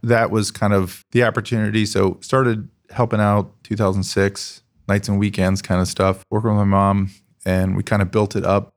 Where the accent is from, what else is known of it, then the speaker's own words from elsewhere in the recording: Columbus, Ohio, United States; also born or lived in California; I grew up in Columbus.